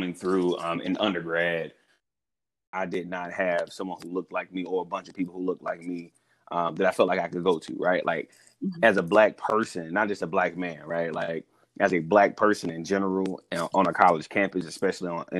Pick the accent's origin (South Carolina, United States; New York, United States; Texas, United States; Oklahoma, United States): South Carolina, United States; Born and raised in the South, in South Carolina